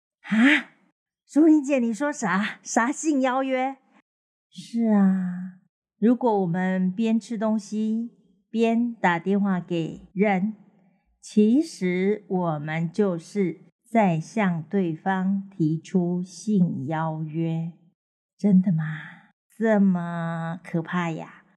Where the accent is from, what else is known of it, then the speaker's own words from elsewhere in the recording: southern Taiwan, Taiwan; 那我们南部人都是非常的随和嘛，当然没有问题。